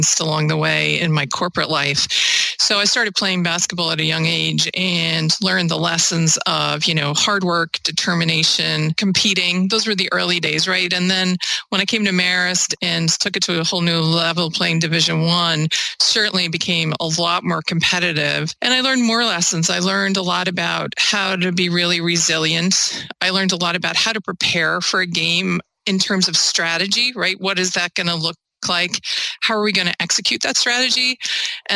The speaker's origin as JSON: {"language": "English", "country": "Ireland", "tie": "born or raised there", "also_born_or_lived": "Hudson Valley, New York / Albany, New York", "moved": "as an adult", "lives_now": "United States", "said": "I grew up in Ireland"}